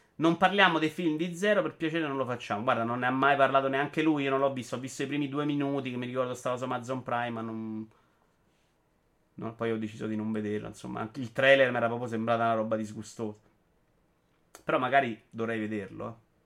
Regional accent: Rome, Lazio, Italy; da romano

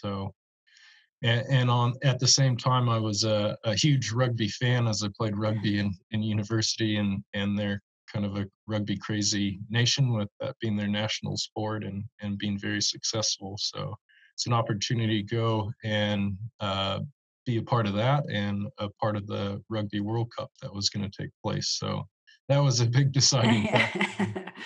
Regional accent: Monterey, California, United States; also born or lived in New Zealand; now in Arcata, United States; growing up in Monterey as a kid

